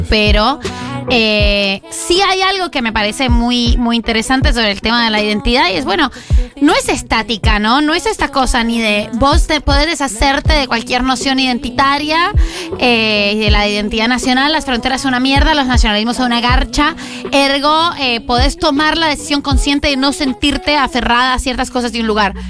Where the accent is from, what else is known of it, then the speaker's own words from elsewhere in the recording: Colombia; now in Argentina; yo soy colombiana